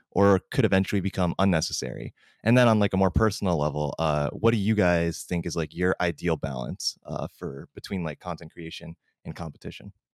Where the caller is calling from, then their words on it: Santa Barbara, California, United States; I'm calling in from Santa Barbara